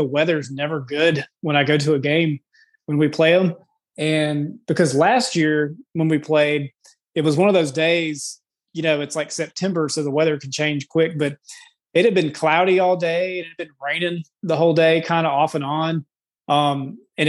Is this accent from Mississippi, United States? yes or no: yes; Madison, Mississippi, United States; moved away as an adult; also born or lived in Memphis, Tennessee / Nashville, Tennessee; now in Cordova, United States; Johnny and I grew up together down in Madison, Mississippi, but I've been in Memphis, I guess, pretty much most of my adult life